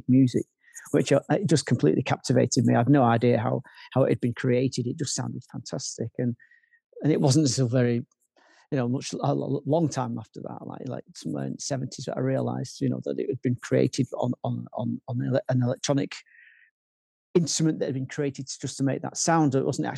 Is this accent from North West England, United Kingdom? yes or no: yes; Manchester, North West England, United Kingdom; I'm from Manchester